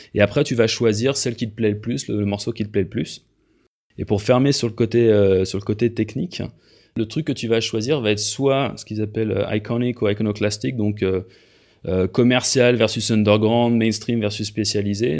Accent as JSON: {"language": "French", "country": "France", "moved": "yes", "lives_now": "Switzerland", "said": "moi je suis français, mais je vis en Suisse depuis un certain temps"}